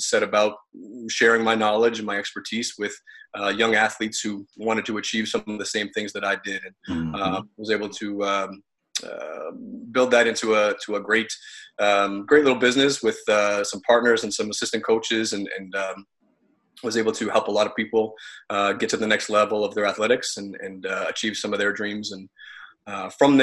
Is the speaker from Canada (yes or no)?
yes; Ottawa, Ontario, Canada; also born or lived in Syracuse, United States; I was born and raised in Ottawa, Ontario, Canada, which is where I live today.